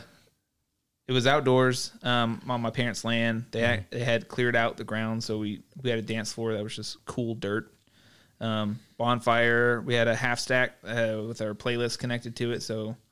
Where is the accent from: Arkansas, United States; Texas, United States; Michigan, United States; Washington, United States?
Arkansas, United States; Saline County; we're Saline County kids.